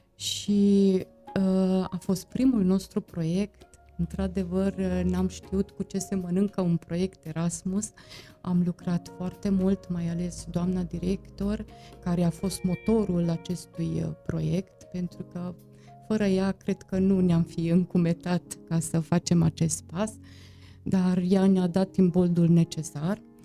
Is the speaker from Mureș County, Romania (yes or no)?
yes; Târgu Mureș, Mureș County, Romania; eu am copilărit aici, în Târgu Mureș